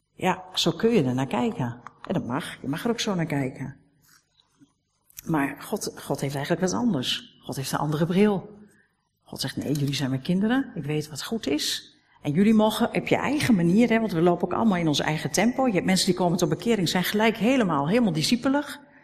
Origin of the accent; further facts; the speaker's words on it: Netherlands; We zijn Nederlanders.